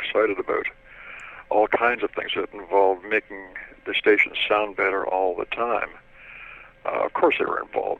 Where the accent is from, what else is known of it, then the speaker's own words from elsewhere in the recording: Toronto, Ontario, Canada; I was 8 or 9 years old when I rode the Toronto subway unescorted.